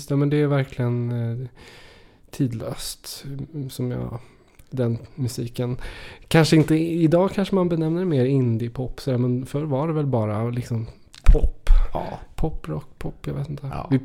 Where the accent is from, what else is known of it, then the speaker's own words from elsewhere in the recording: Trollhättan, Västra Götaland, Sweden; Du åker genom Trollhättan och så ska du ut mot Lidköping